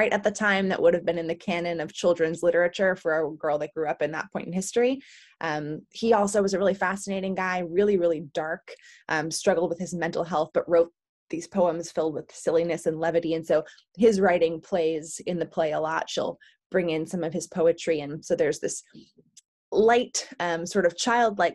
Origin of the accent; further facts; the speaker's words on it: New York, United States; moved away as an adult; also born or lived in Los Angeles; now in London, United Kingdom; I'm from New York, and then I lived in LA before I moved to London